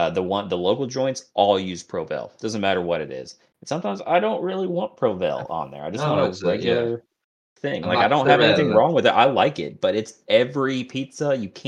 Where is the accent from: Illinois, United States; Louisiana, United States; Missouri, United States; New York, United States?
Missouri, United States; We're all from Missouri, and Stinky used to live in St. Louis. I'm currently living in St. Louis.